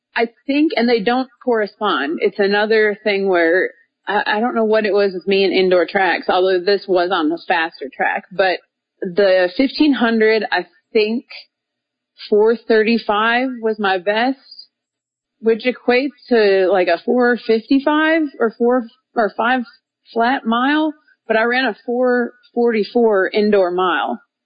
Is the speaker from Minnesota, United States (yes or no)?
yes; Minneapolis, Minnesota, United States; moved away as an adult; now in Little Rock, United States; I grew up in Minnesota and now I live in Little Rock, Arkansas